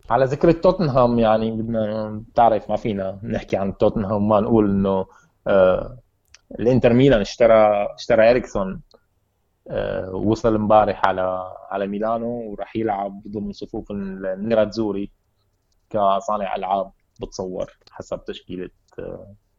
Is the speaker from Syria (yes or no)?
yes; Syria; عندنا بسوريا